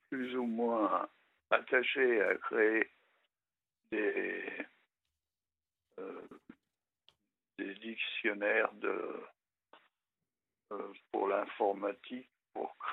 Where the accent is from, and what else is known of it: Le Neubourg, Normandy, France; born or raised there; also born or lived in Évreux